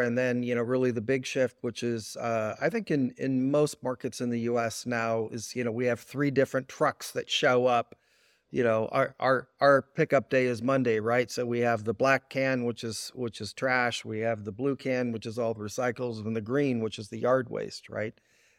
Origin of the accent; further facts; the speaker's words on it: Oakland, California, United States; Yeah, so I grew up in Oakland, California.